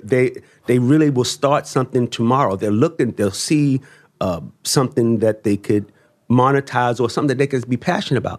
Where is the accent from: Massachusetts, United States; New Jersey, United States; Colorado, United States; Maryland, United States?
Maryland, United States; Baltimore; I come from Baltimore. Um, at age sixteen, you're supposed to be on drugs, in jail, uh, or dead.